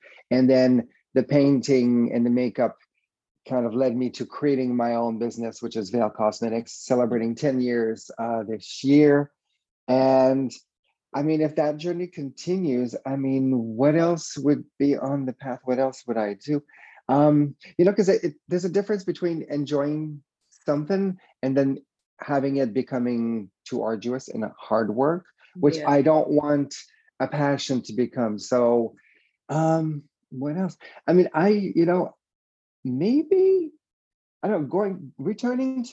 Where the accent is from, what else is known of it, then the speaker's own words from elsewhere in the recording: Quebec City, Quebec, Canada; English is a second language; I am from Quebec City, a little city in Quebec, Canada. And yeah, that's where I grew up, a completely French